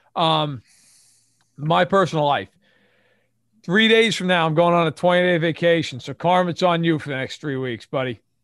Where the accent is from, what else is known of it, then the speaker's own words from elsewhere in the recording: New York, United States; being a New Yorker.